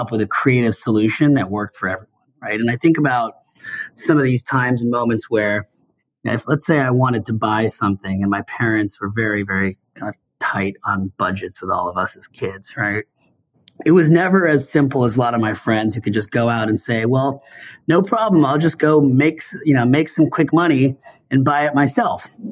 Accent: Seattle, Washington, United States; I grew up in Seattle

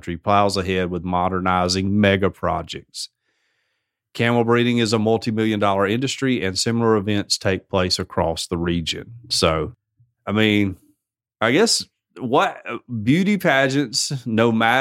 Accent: United States; I'm American

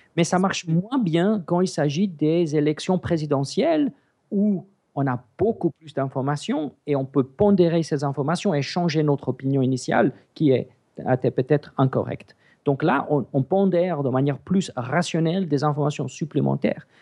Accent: South Africa; French is a second language; now in Switzerland; j'ai grandi en Afrique du Sud. Mes parents sont grecs et le upgrade, c'est suisse

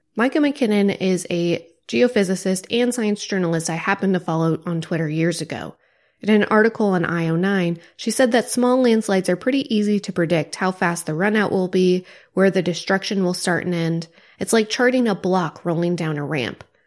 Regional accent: Joplin, Missouri, United States; my hometown, Joplin, Missouri, was hit by an F five tornado

